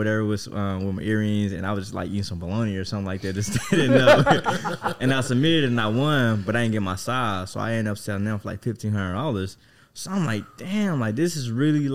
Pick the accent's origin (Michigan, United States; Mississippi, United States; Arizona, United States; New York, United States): Mississippi, United States; now in Texas, United States; I'm from Mississippi